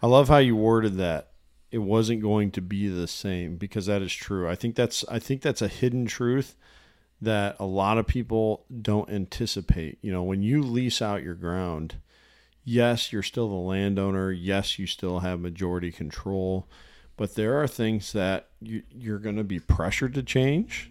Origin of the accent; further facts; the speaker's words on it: Illinois, United States; I grew up in Illinois, and this would have been when my family was living in northern Illinois